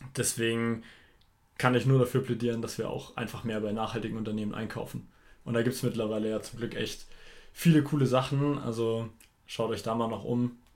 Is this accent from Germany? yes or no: yes; Germany; bei uns in Deutschland